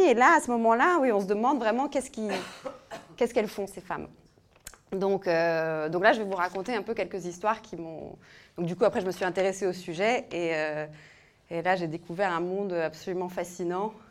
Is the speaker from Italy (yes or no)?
yes; northern Italy, Italy; moved away; j'ai grandi en Italie, euh, mais en Italie du Nord